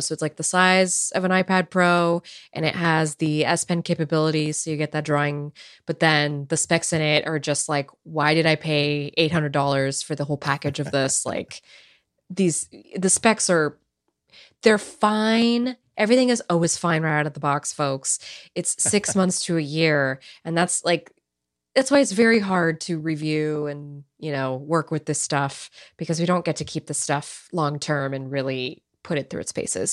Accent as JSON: {"language": "English", "region": "California", "country": "United States", "tie": "born or raised there", "said": "I'm born and raised in California. I've never lived anywhere else in my life"}